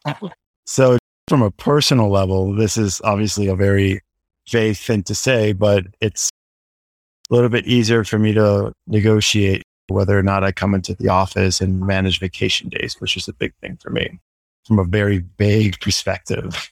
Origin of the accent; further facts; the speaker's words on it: Guatemala; moved away as an adult; also born or lived in New York City, United States; I am originally from Guatemala and I'm currently living and working there